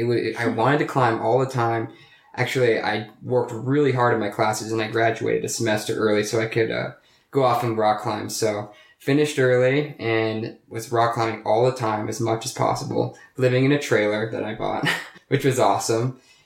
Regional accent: Fort Collins, Colorado, United States; And I was born on July 14th, 1990, here in Colorado. Fort Collins. Let's see, I moved to a farm when I was 10

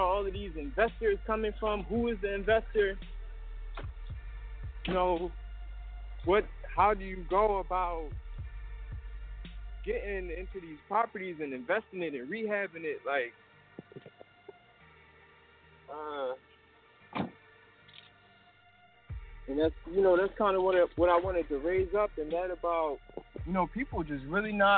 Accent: Philadelphia, Pennsylvania, United States; I'm originally from North Philly

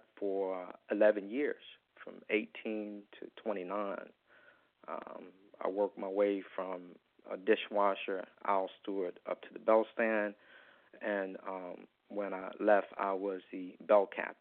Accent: Wilmington, North Carolina, United States; moved away as an adult; now in Washington, D.C., United States; I grew up in Wilmington

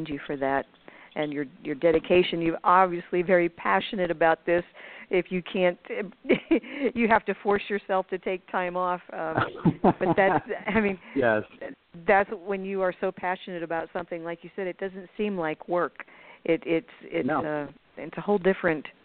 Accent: Pennsylvania, United States; moved away as an adult; also born or lived in Sarasota, Florida; I was born in Pennsylvania

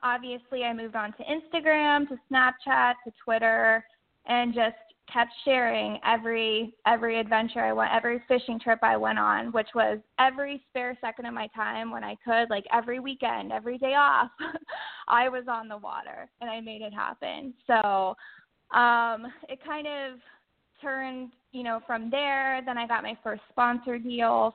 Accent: Orlando, Florida, United States; I grew up in Central Florida, so I want to say near the Orlando area, where I did a lot of freshwater fishing growing up

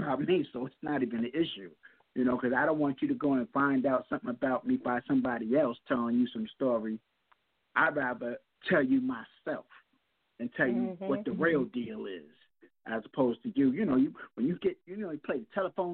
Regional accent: New York City, New York, United States; I grew up in Jamaica, Queens

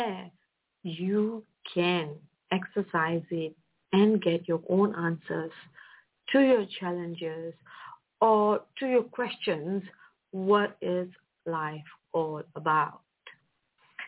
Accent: Malaysia; I'm from Malaysia, and I came from a background of a middle-class family

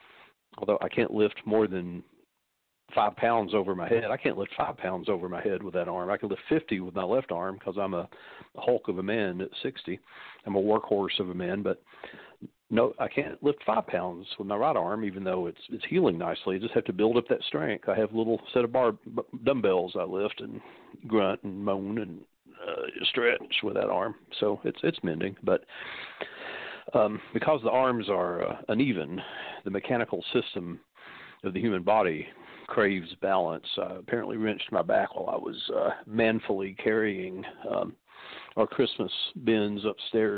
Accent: Knoxville, Tennessee, United States; being born a Southerner in my particular family

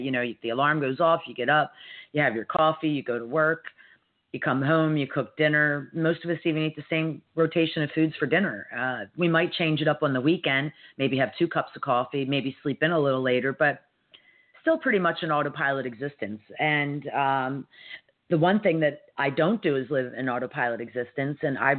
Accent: United States; how I was able to navigate one of the most stressful weeks in my 53 years as an American.

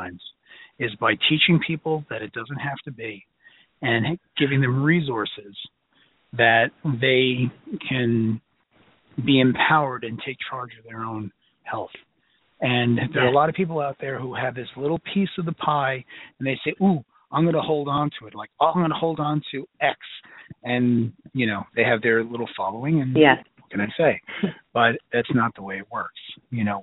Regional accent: New York City, New York, United States; I'm from Brooklyn

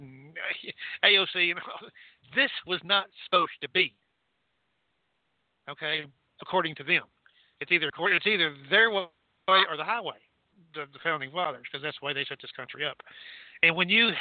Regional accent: Texas, United States; I'm from Texas

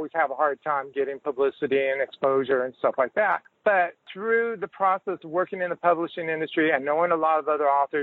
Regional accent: Los Angeles, California, United States; moved away as an adult; also born or lived in Houston, Texas / Dallas-Fort Worth, Texas / Galveston, Texas; now in Austin, United States; I'm a third-generation Texan. I was born in Houston, but I grew up in Los Angeles. Lived there for approximately 27 years.

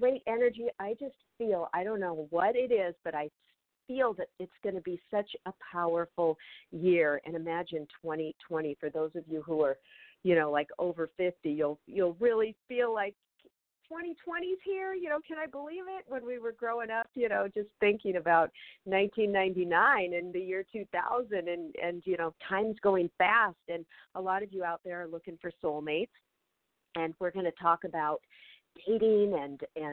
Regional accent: Federal Way, Washington, United States; now in Los Angeles, United States; my hometown, Federal Way, Washington

